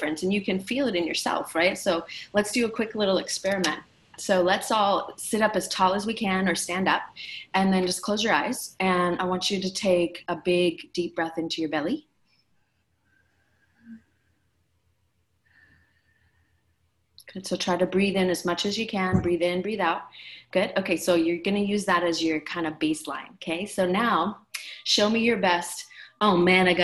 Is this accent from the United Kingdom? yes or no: no; Canada; now in Maui, United States; I'm originally from Canada